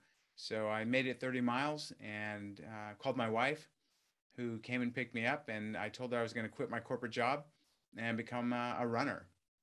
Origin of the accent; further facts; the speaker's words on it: California, United States; Yeah, I mean, I grew up in Southern California, you know, in a working class family